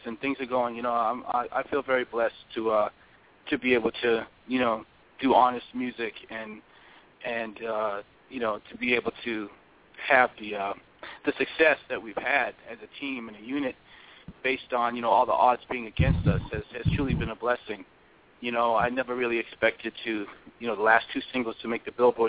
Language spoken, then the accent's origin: English; East Coast, United States; I'm from the East Coast